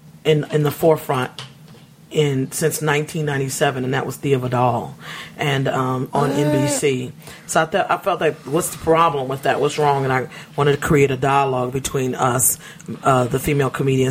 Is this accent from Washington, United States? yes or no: no; Los Angeles, California, United States; also born or lived in Benton Harbor, Michigan / Inglewood; I've been here since I was six, so you could technically say I'm from L.A.